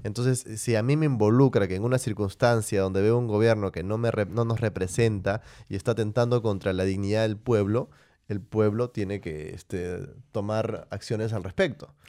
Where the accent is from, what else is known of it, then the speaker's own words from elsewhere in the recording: Peru; como peruano